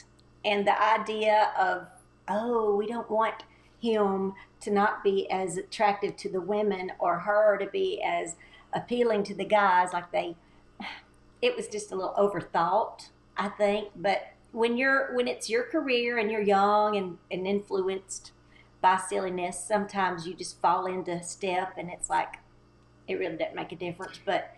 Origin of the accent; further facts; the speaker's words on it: Texas, United States; moved away as an adult; now in Nashville, United States; I moved from Texas, East Texas, in 1982 to try to get on the Grand Ole Opry.